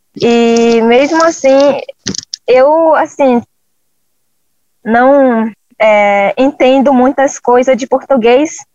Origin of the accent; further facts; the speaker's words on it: Jordão River, Acre, Brazil; sou do povo Runicuim, é, da aldeia Chico Curumi, fica no Rio Jordão, né, estado do Acre